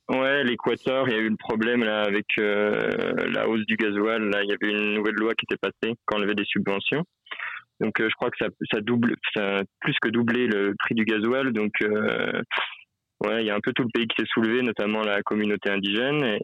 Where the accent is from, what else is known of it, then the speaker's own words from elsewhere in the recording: Besançon, Bourgogne-Franche-Comté, France; now in Peru; alors, on n'est pas à Besançon, on vient de Besançon, mais on est un peu plus loin, on est au Pérou, là.